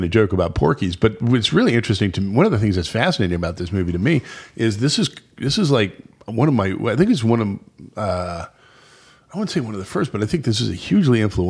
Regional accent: San Jose, California, United States; I grew up in San Jose.

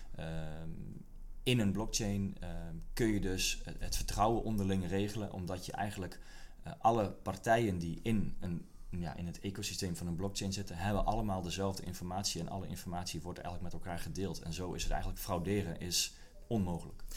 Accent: Kop van Noord-Holland, North Holland, Netherlands; moved away; also born or lived in Leeuwarden; ik kom zelf uit de kop van Noord-Holland

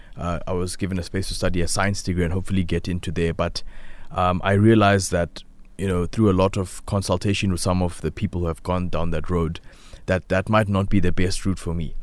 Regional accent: South Africa; I say that I'm from South Africa

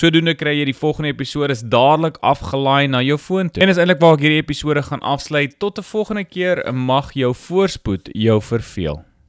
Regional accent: South Africa; moved away; ek is self 'n Afrikaner in die buiteland

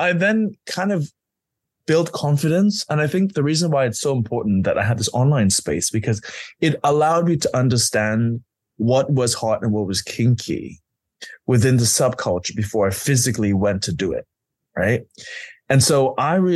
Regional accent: London, United Kingdom; I'm a Londoner

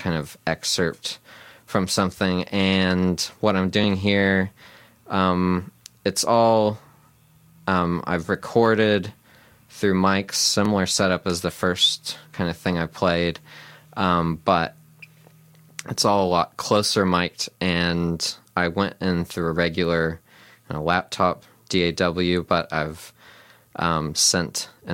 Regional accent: Cincinnati, Ohio, United States; now in New Zealand; where I grew up in Cincinnati

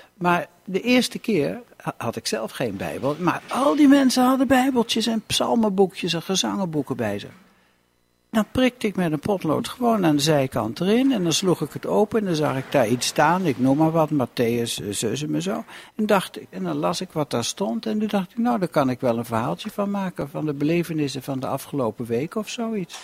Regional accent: Lochem, Gelderland, Netherlands; moved away as an adult; also born or lived in Enschede; ik kom uit Lochem. En de grap is dat ik nu weer in Lochem woon

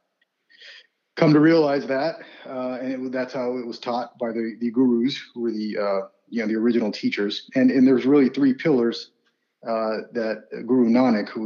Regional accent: United States; also born or lived in Punjab, India; I was born there and came over when I was less than a year old, and basically have grown up here.

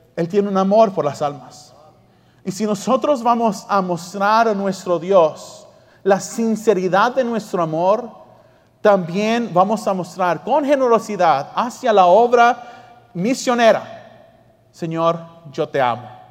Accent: Australia; moved away; yo me crié en Australia

